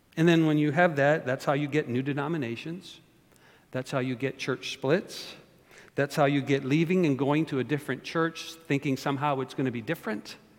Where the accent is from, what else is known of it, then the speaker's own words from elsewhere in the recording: Canada; now in United States; I'm not only born and raised in Canada, but I'm a citizen of the United States of America.